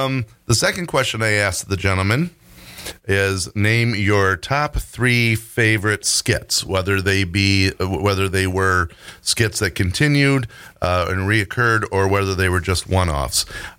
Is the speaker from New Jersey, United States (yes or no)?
yes; New Jersey, United States; I'm from Jersey. You from Jersey? I'm from Jersey.